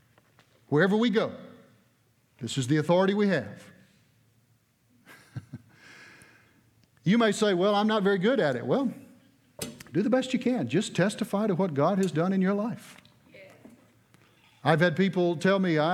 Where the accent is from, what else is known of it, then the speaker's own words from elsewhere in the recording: Booneville, Mississippi, United States; also born or lived in Mickey, Tennessee; I was born in Boonville, Mississippi. That was my birthplace.